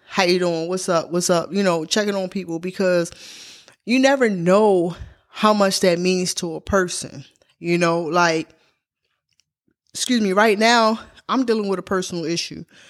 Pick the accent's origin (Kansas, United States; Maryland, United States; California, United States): Maryland, United States; Baltimore; now in Georgia, United States; I come from Baltimore, Maryland